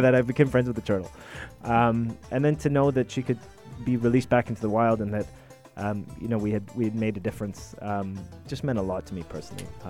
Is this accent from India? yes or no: no; Sharjah, United Arab Emirates; growing up in Sharjah, mm. you know, on the beach every day, we saw a lot of sea life.